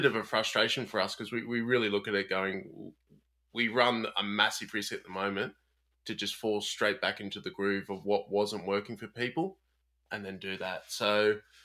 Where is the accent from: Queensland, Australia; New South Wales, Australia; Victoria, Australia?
New South Wales, Australia; Sydney; born and raised on Gadigal and Wangal lands in Sydney